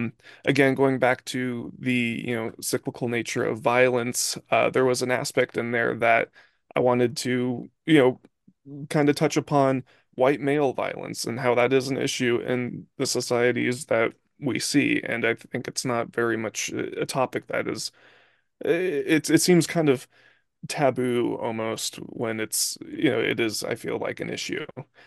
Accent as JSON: {"language": "English", "town": "Santa Barbara", "region": "California", "country": "United States", "tie": "born or raised there", "said": "Yep, born and raised."}